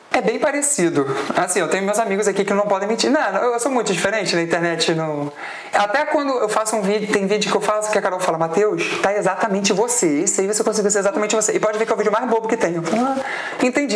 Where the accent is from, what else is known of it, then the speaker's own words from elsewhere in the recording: Araruama, Rio de Janeiro, Brazil; Mas eu sou de Araruama